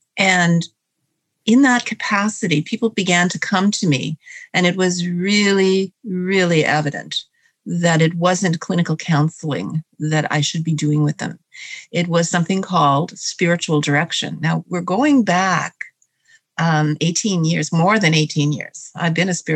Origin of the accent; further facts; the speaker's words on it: Hamilton, Ontario, Canada; I am from Hamilton, Ontario, Canada, which is where it all started for me.